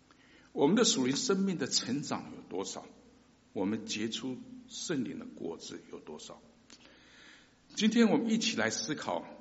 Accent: China; 我们中国人结婚呢，总是讲求门当户对啊

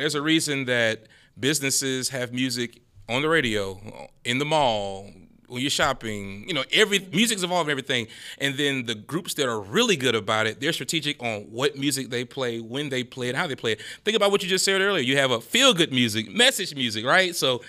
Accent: Baton Rouge, Louisiana, United States; I'm from North Baton Rouge, South.

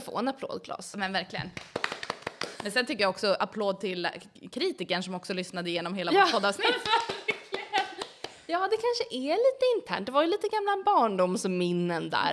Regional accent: Umeå, Västerbotten County, Sweden; also born or lived in Gällivare, Norrbotten; Jag flyttade till Umeå 1999, då var jag åtta år gammal

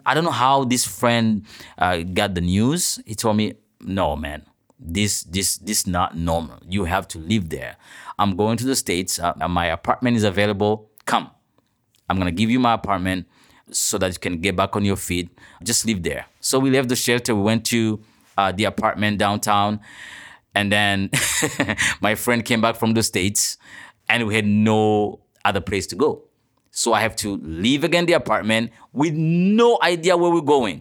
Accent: Burundi; moved away as an adult; now in Toronto, Canada; I'm a journalist from Burundi

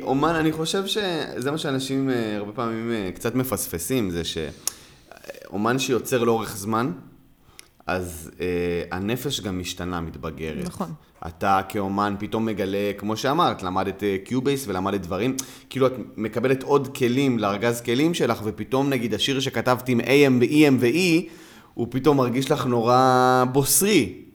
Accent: Gan Yavne, Southern District, Israel; אני גדלתי בגני יבנה

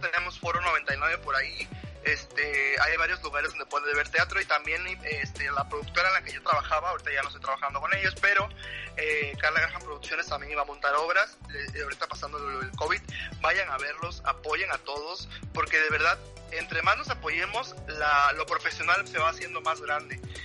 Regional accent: Mexico; yo no soy el típico mexicano

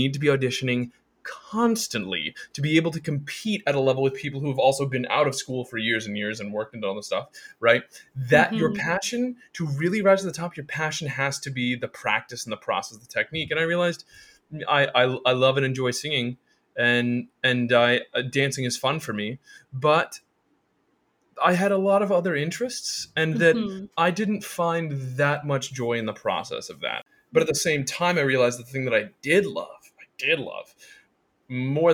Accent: Laytonsville, Maryland, United States; moved away as an adult; also born or lived in Evanston, Illinois; now in New York City, United States; growing up in Laytonville, Maryland

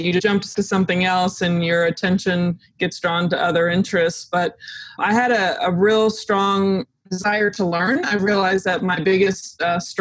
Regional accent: Dallas, Texas, United States; also born or lived in Austin, Texas; I grew up in the Dallas area

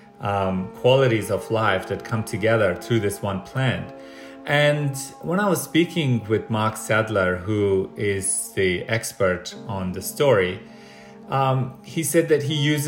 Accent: Afghanistan; now in Australia; I'm from Afghanistan, so I have an Indigenous background

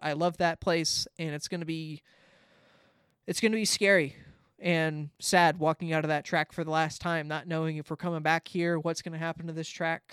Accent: Southern California, United States; I get the ads 'cause I'm from Southern California

